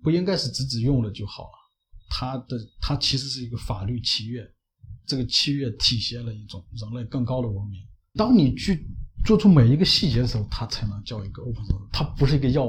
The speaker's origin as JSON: {"language": "Chinese", "country": "China", "said": "我们中国人追求这种"}